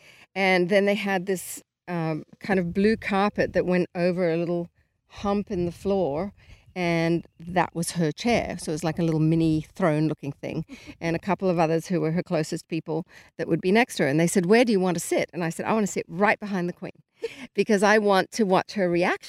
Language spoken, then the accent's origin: English; Australia; so being Australian